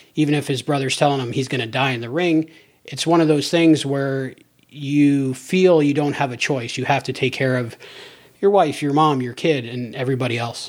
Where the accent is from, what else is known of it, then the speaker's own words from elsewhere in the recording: Cape Coral, Florida, United States; my hometown, Cape Coral